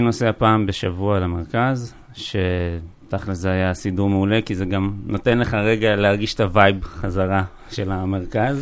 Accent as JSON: {"language": "Hebrew", "town": "Kfar Saba", "region": "Central District", "country": "Israel", "tie": "born or raised there", "moved": "as an adult", "lives_now": "Neot Golan, Israel", "said": "אני גדלתי בצור יגאל, בכפר סבא, למדתי בכפר סבא"}